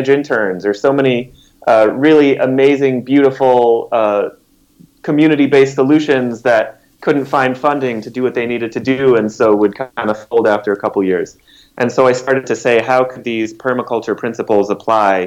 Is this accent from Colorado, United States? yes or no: yes; Denver, Colorado, United States; also born or lived in New York City; I was born and raised here in Denver